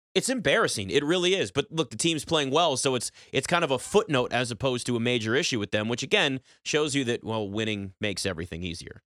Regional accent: Washington, District of Columbia, United States; you say D C.

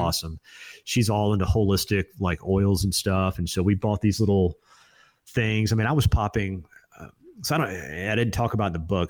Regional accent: Destin, Florida, United States; also born or lived in Alexander City, Alabama; I was born in, uh, Alabama, uh, small town no one's ever heard of, Alexander City, but moved to Destin, Florida

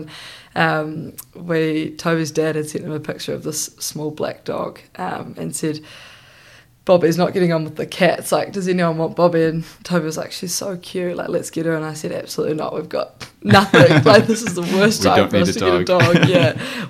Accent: New Zealand; I felt incredibly connected to New Zealand.

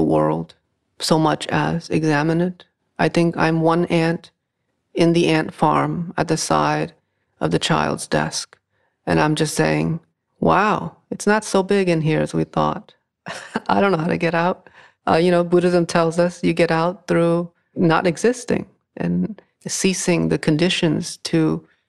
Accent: New England, United States; growing up in New England

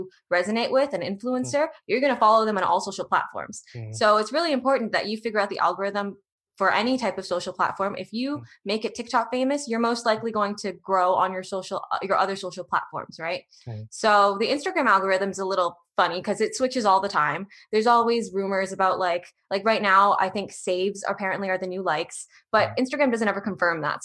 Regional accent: Toronto, Ontario, Canada; I'm from Toronto, Ontario

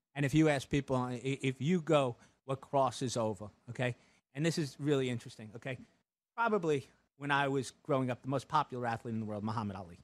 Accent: New York, United States; as a New Yorker

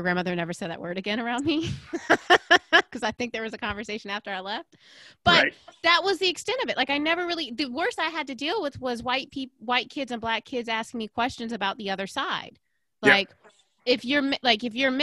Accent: Aiken, South Carolina, United States; I definitely grew up in a bubble in Aiken

